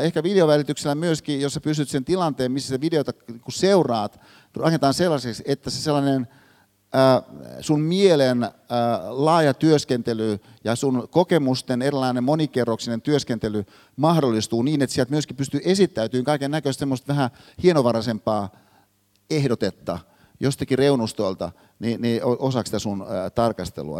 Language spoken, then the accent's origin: Finnish; Hyvinkää, Uusimaa, Finland; Hyvinkäällä, mistä mä oon kotoisin